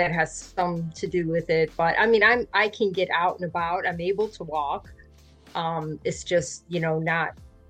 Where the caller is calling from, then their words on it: Jacksonville, Florida, United States; I'm in Jacksonville, Florida.